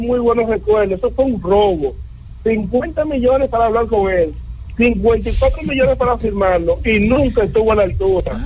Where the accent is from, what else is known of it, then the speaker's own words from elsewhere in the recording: Santiago de los Caballeros, Santiago, Dominican Republic; Yo soy un liceísta santiaguero o un santiaguero liceísta